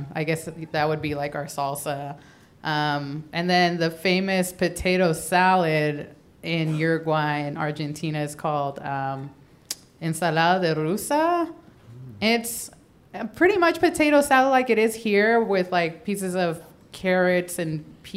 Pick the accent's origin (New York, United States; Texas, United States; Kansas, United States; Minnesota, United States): Texas, United States; Houston; now in Los Angeles, United States; I'm actually from Houston